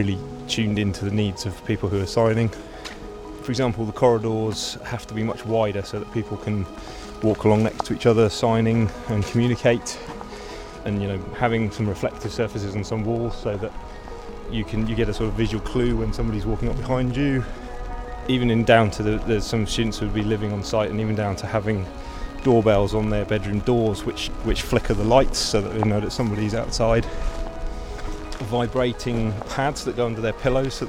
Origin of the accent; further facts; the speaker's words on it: Perranporth, South West England, United Kingdom; moved away as an adult; I grew up in Perranporth